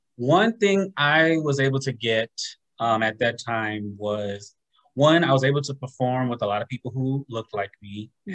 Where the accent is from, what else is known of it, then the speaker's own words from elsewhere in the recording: Los Angeles, California, United States; moved away as an adult; now in Atlanta, United States; originally from Southern California, growing up in the Los Angeles area